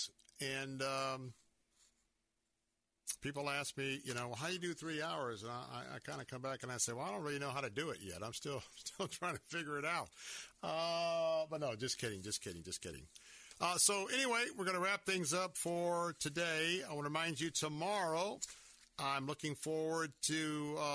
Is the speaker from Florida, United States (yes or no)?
yes; Tampa, Florida, United States; born and raised in Tampa